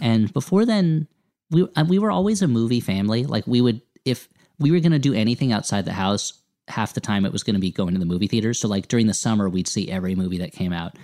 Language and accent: English; Millburn, New Jersey, United States; I grew up in New Jersey